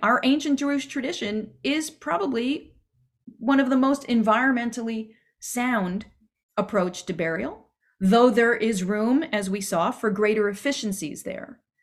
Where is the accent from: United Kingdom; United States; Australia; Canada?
Canada; Quebec; accent: Canadian; moved away; I am Canadian, in case you didn't catch it in some of my pronunciation